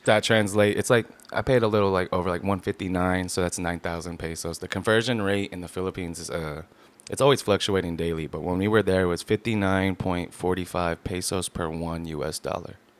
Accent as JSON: {"language": "English", "town": "Long Beach", "region": "California", "country": "United States", "tie": "born or raised there", "also_born_or_lived": "Lakewood, California", "said": "I was born here in Long Beach, California"}